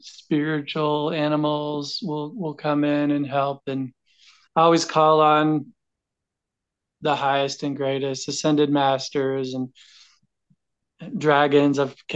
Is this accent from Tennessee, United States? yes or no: yes; Knoxville, Tennessee, United States; I grew up in Knoxville, Tennessee, like from 18 on growing up for about 20 years.